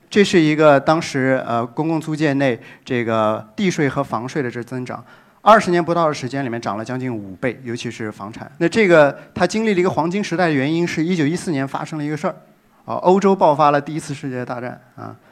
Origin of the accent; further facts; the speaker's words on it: Shanghai, China; moved away as an adult; also born or lived in New York; 界定这座城市，大家生活的地方，界定我的故乡